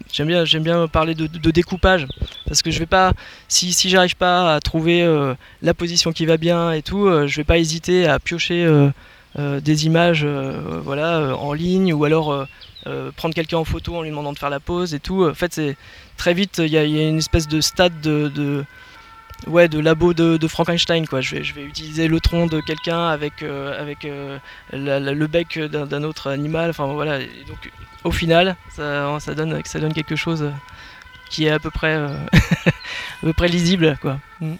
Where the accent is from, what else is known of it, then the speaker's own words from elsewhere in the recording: Paris, Île-de-France, France; also born or lived in Berry (family origin, holidays); now in Touraine, France; je, suis, je, suis, né en région parisienne et j'ai grandi euh, à Paris